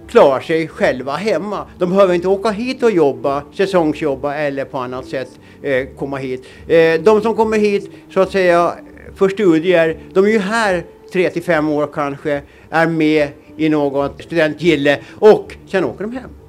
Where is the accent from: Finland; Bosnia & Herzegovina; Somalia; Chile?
Finland; Åland; Det var ju ett alternativ till det som man upplevde hemma på Åland. Man var hemma på somrarna, och såg vad som hände där.